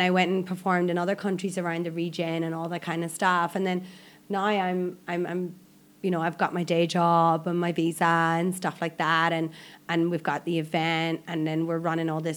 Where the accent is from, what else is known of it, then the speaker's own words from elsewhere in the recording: Ireland; moved away as an adult; now in Malaysia; I'm Irish